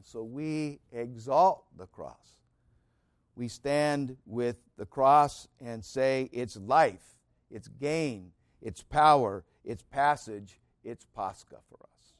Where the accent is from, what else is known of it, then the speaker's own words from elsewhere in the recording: United States; I was warmed by being an American citizen